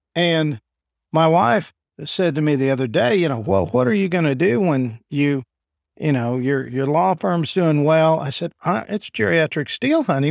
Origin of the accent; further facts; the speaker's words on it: Enid, Oklahoma, United States; also born or lived in Iowa / New York / Washington; I'm from here in Enid. So I was born and raised here.